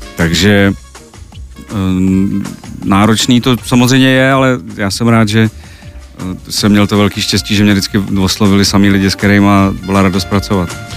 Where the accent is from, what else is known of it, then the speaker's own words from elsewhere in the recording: Brno, South Moravian Region, Czechia; já jsem vyrůstal v Brně